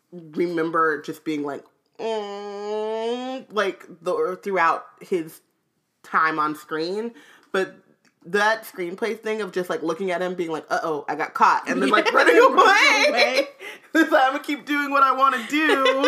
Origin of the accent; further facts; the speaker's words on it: England, United Kingdom; I'm from England. Check the accent.